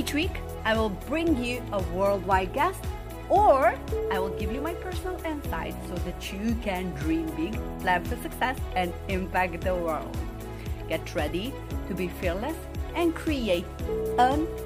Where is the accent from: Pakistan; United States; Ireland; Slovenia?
Slovenia; English is a second language; moved away; I didn't speak my language, my country language, good enough, because I am an immigrant daughter, and you know, Slovene was not my first language, but I needed to use it in school. But I was born to Bosnian parents